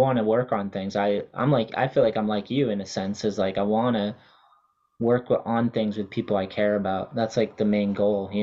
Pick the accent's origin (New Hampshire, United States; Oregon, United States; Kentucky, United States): New Hampshire, United States; moved away; also born or lived in Wareham, Massachusetts; growing up because I was from New Hampshire and then Massachusetts skating